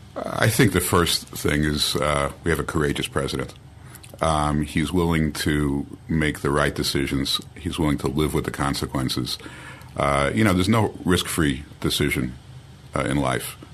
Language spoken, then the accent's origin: English; Long Island, New York, United States; moved away as an adult; now in Jerusalem, Israel; I grew up on Long Island